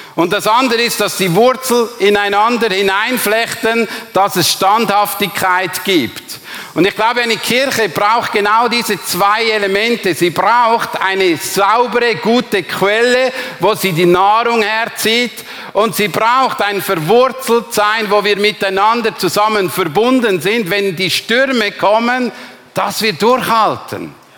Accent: Glarus, Switzerland; moved away; ich bin ein Glarner

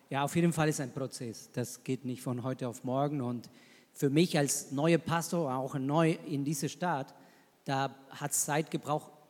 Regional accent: Argentina; German is a second language; now in Germany; ich komme aus Argentinien

